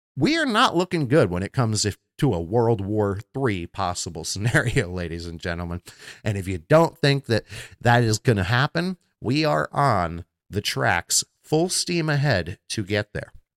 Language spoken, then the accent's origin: English; Florida, United States; Florida, my home state